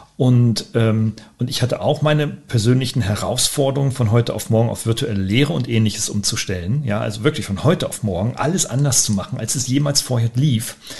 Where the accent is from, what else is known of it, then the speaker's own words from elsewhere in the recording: Weinheim, Baden-Württemberg, Germany; meiner Heimatstadt hier in Weinheim